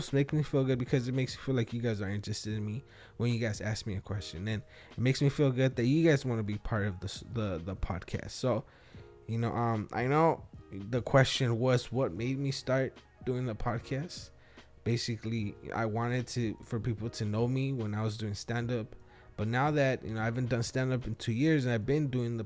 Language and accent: English; Wilmington, United States; English is a second language; I was raised in Wilmington